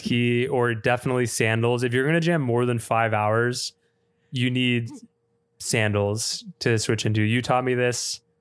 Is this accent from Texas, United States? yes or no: yes; Austin, Texas, United States; my hometown of Austin